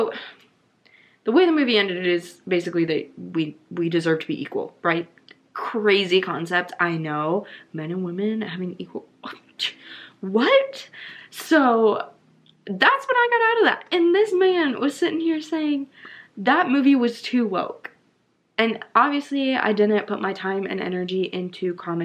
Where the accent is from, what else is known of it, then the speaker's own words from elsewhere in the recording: the Bible Belt, United States; I grew up in the Bible Belt.